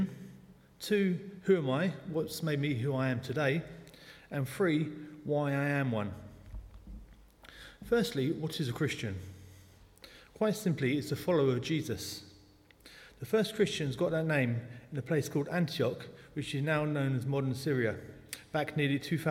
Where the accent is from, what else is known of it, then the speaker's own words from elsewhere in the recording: London, United Kingdom; accent: South London; moved away as an adult; now in New Malden, United Kingdom; I was born in the Clapham Hospital in South London. At times, the South London accent pops out.